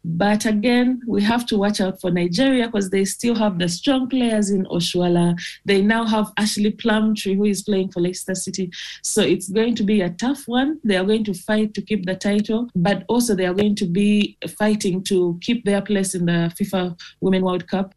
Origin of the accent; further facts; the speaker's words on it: Uganda; I'm from Uganda